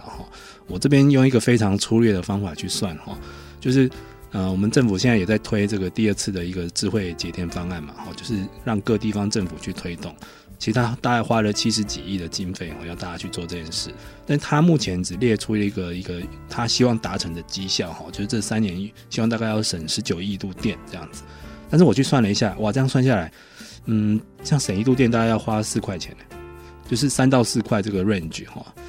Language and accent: Chinese; Taiwan; 我们台湾人